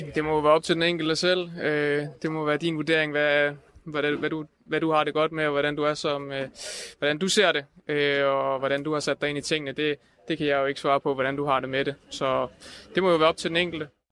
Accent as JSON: {"language": "Danish", "country": "Denmark", "said": "vi som danskere"}